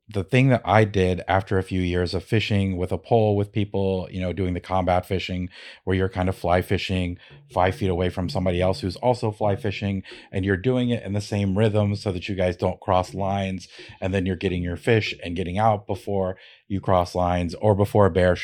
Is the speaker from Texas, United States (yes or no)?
no; Ohio, United States; now in Alaska, United States; So I moved to Alaska from Ohio, where I grew up fishing.